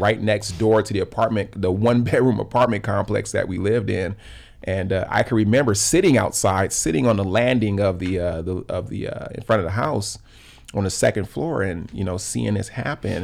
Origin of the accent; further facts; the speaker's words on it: Los Angeles, California, United States; I grew up in South L A, right in the heart of the L A riots